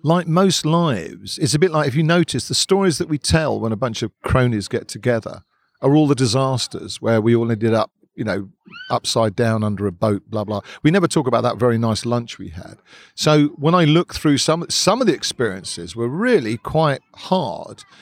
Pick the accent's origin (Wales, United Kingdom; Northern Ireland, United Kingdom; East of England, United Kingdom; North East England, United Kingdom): East of England, United Kingdom; Hertfordshire; now in London, United Kingdom; I wasn't born here. I was born in leafy Hertfordshire.